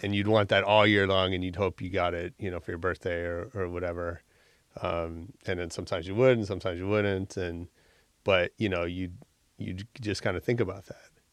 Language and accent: English; San Francisco, California, United States; moved away as an adult; now in Los Angeles, United States; I grew up in San Francisco. And then I came here for college